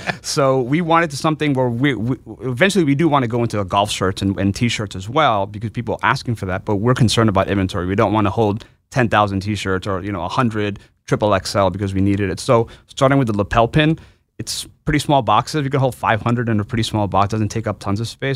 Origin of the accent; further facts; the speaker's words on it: New York City, New York, United States; I'm from New York City originally. Um, my, my, I'm an immigrant. My parents came from, uh, uh, from Bangladesh, but I was born and raised in New York.